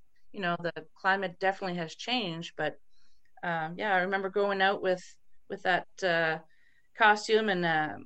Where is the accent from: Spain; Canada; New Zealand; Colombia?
Canada; East Coast of Canada; being born and raised on the East Coast of Canada